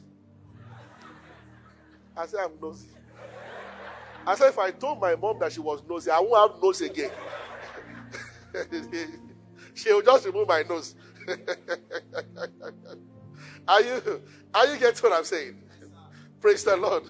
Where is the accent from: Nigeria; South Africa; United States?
Nigeria; Yorubaland; I'm from Yoruba